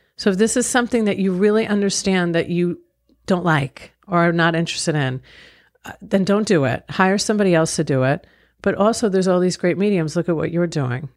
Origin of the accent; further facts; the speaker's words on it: Long Island, New York, United States; I grew up in Long Island, New York.